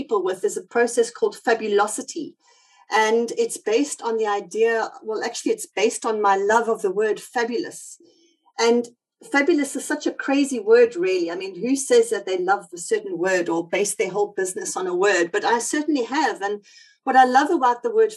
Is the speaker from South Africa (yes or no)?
yes; South Africa; accent: South African; now in United Kingdom; I've got South African roots, as you might hear from my accent